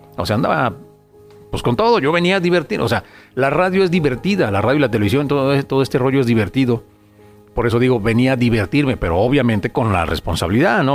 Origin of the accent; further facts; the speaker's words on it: Guadalajara, Jalisco, Mexico; moved away as an adult; now in Tijuana, Mexico; yo soy de Guadalajara. Y toda, toda mi carrera, todo lo que, lo que logré, lo que hice fue allá